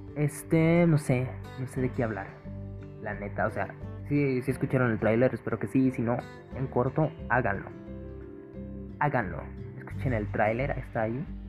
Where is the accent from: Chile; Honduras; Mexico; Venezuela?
Mexico; Guadalajara, Jalisco; yo soy de GDL, GDL, GDL, Jalisco.